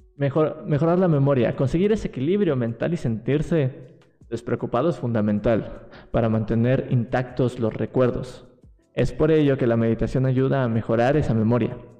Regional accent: Mexico City, Mexico; Yo soy de aquí, de, de la Ciudad de México

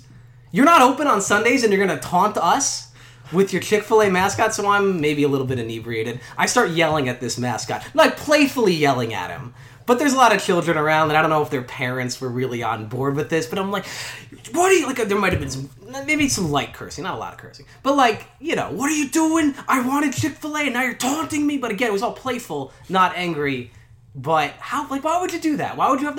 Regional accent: New Jersey, United States; I'm from South Jersey. I mean, I'm kind of like I'm both. I was born in North Jersey.

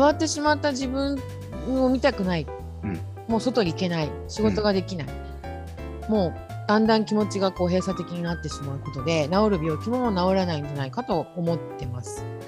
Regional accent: Yokohama, Kanagawa, Japan; also born or lived in Fujisawa, Kanagawa; 私はですね、横浜出身で、今現在神奈川県藤沢湘南の地域で

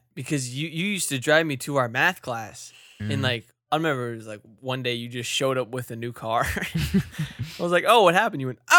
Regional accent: Virginia, United States; I came from not Wyoming. I came from Virginia and we don't have snow ever.

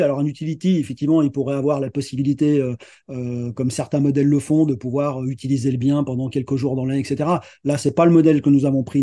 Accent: Lyon, Auvergne-Rhône-Alpes, France; je suis originaire de Lyon et j'habite Lyon

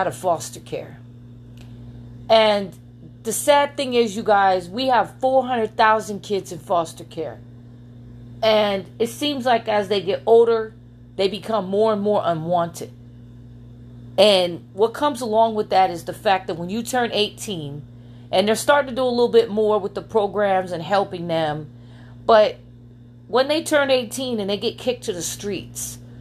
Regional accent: New York City, New York, United States; now in Las Vegas, United States; I am from Queens, New York

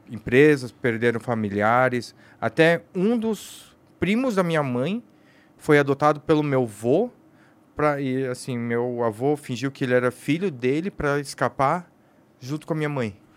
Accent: South Korea; Como eu sou coreano, também trouxe para ele experimentar.

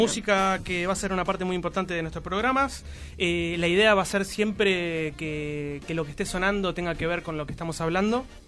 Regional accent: Zárate, Buenos Aires Province, Argentina; moved away as an adult; now in Buenos Aires, Argentina; dejé mi ciudad natal, Zárate, allá por el 2003 más o menos, 2004

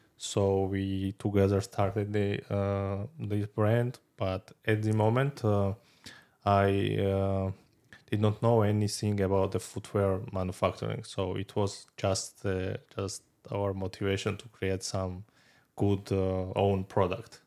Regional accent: Georgia; moved away; I'm from Georgia

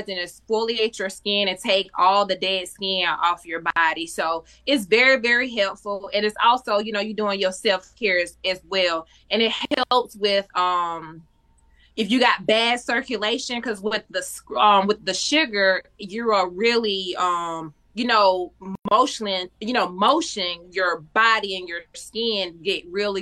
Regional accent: Union, South Carolina, United States; now in Charlotte, United States; I am from Union, South Carolina, but I've been in Charlotte, North Carolina for a lot of years now.

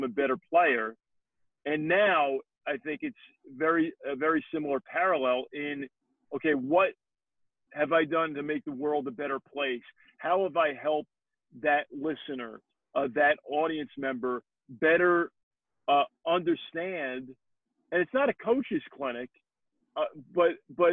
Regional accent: North Bergen, New Jersey, United States; growing up in Jersey and in Hudson County, I was born in Jersey City, grew up in North Bergen

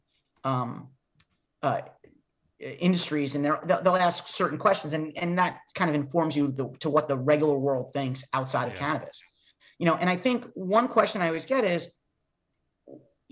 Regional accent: New York, United States; I'm a New Yorker

